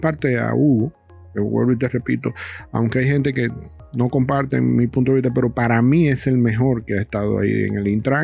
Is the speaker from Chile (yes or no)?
no; Dominican Republic; yo soy dominicano